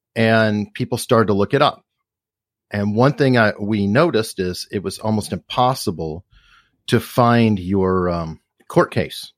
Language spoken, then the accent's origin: English; Tucson, Arizona, United States; I grew up in Tucson.